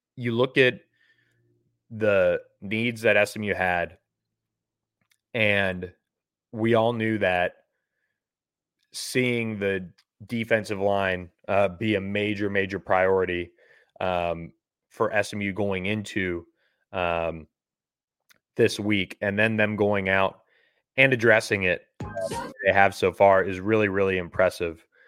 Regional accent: Florida, United States; from Vero Beach, Florida, um, right in my home state

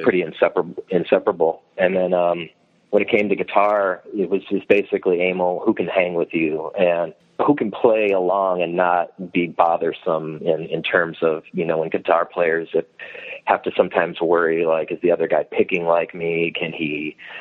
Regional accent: Strongsville, Ohio, United States; also born or lived in Brunswick, Ohio; I grew up in Strongsville, went went to high school there, and then uh, I live now in a town called Brunswick, which is like ten minutes south

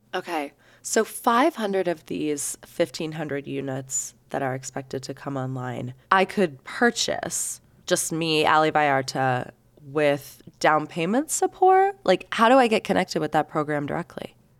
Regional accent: Salt Lake City, Utah, United States; as Salt Lakers

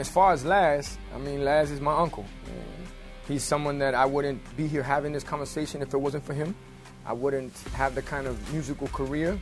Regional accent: Miami, Florida, United States; one of the neighborhoods I grew up here in Miami, it's called Wynwood.

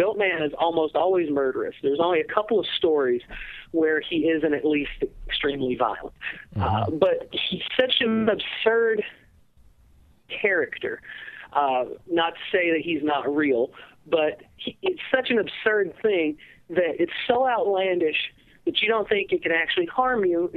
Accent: Georgia, United States; now in Wisconsin, United States; I grew up originally. I was born in Georgia, in a very small town, out in the mountains

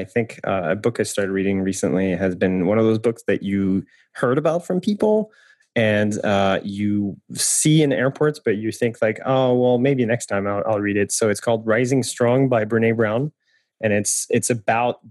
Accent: France; moved away; I'm French, and I come from France

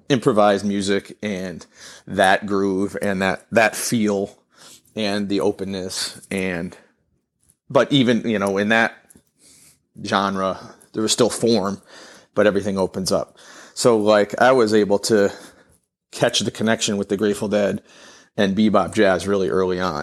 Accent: Niskayuna, New York, United States; I grew up in Niskayuna, in the Capital District

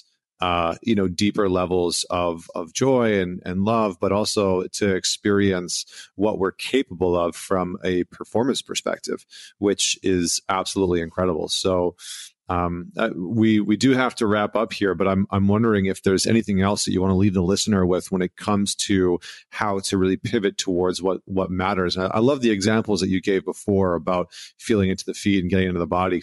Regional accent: Canada; being a Canadian boy

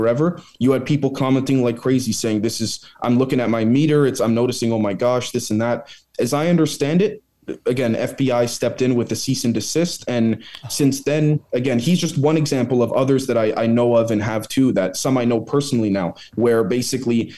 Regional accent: Canada; as a Canadian

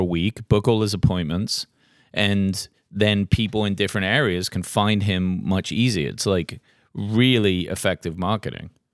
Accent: England, United Kingdom; now in Tennessee, United States; growing up in England and moving here

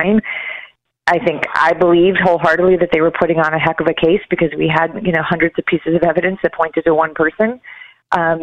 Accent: Chicago, Illinois, United States; We grew up in Chicago

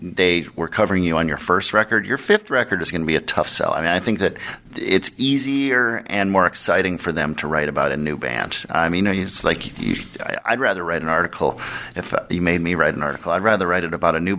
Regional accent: Minneapolis, Minnesota, United States; I grew up in Minneapolis

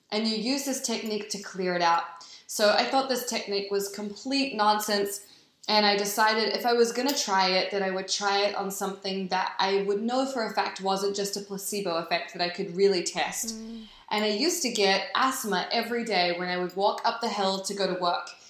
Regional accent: New Zealand; also born or lived in New York; now in Los Angeles, United States; So I grew up in New Zealand

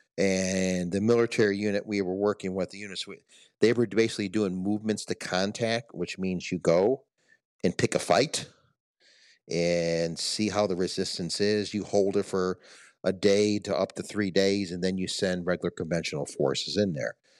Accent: Detroit, Michigan, United States; growing up in Detroit

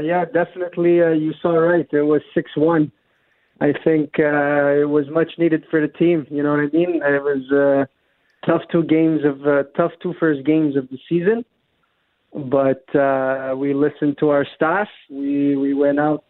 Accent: Montreal, Quebec, Canada; moved away as an adult; also born or lived in Spain / Italy / Portugal / Romania; I'm born in Montreal, born and raised in Montreal.

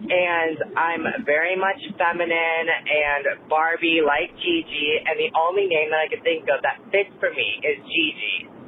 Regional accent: Miami, Florida, United States; I'm from Miami, Florida. I am on my way back home right now

